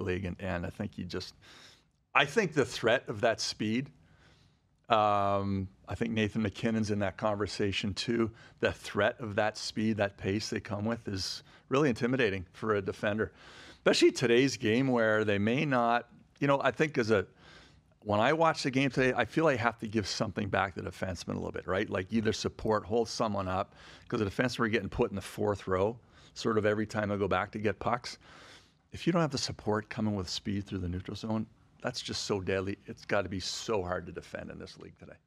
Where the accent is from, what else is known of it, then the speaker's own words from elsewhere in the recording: Ottawa, Ontario, Canada; moved away; I grew up in Ottawa, so I, I, I went to, when I was gr-, sixth grade, I was a school patrol